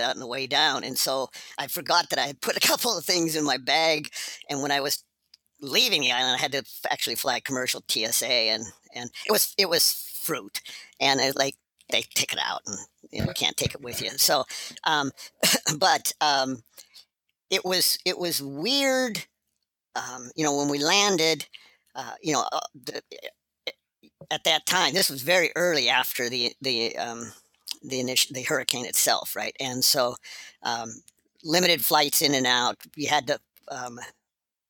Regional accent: Montana, United States; I grew up in Montana.

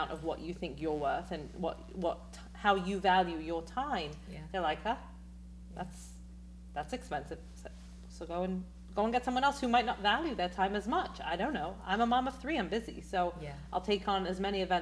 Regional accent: London, United Kingdom; now in New York, United States; So I'm from London

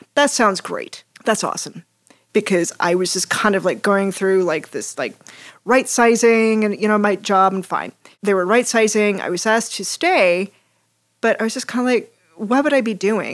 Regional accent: Hays, Kansas, United States; grew up in a building family in western Kansas. Um, shout out to my hometown, Hayes. Woo! Hayes, Kansas

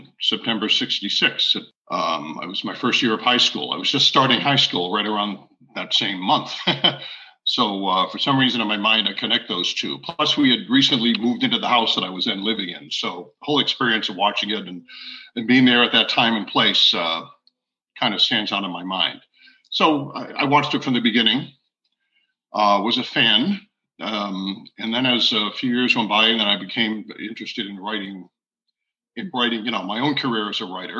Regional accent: Providence, Rhode Island, United States; I grew up in Providence, Rhode Island, born and raised.

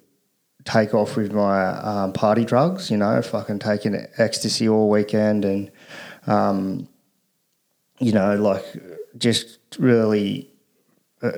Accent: Australia; The Caro boy, born and bred. Pretty much lived here all my life up until I was about 20

